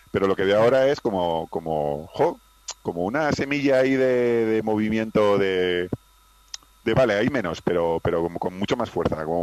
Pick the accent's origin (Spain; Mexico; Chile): Spain; Pamplona, Navarre; now in Madrid, Spain; yo soy de Pamplona, pero vivo en Madrid desde hace años